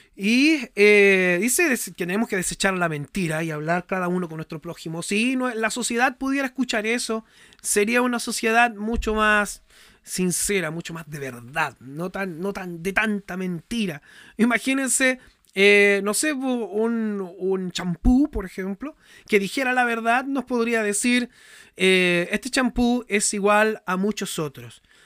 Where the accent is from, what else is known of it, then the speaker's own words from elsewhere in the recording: Chile; yo soy chileno.